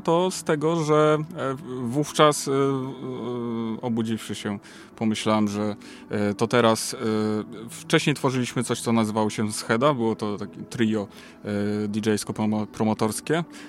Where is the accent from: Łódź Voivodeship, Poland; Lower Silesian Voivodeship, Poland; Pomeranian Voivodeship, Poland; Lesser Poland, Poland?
Łódź Voivodeship, Poland; Łódź; u nas w Łodzi